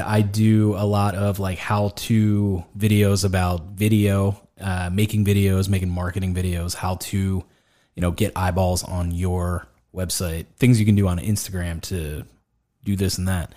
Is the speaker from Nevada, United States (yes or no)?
no; Greensburg, Pennsylvania, United States; born or raised there